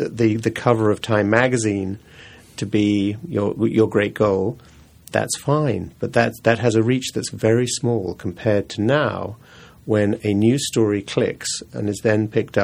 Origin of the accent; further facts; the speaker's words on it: England, United Kingdom; now in New York, United States; I grew up in England and New York. My folks moved to New York, but I was sent to school in England.